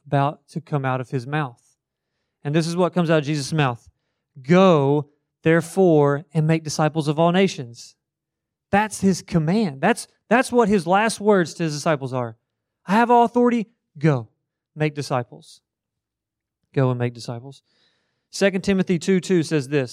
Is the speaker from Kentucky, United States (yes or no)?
yes; Marion County, Kentucky, United States; moved away; I grew up in the middle of Kentucky. Marion County is what it's called